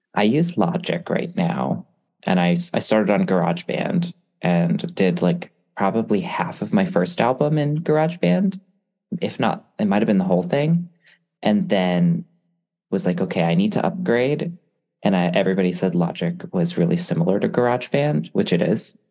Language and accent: English; Connecticut, United States; also born or lived in Hawaii; I'm from Connecticut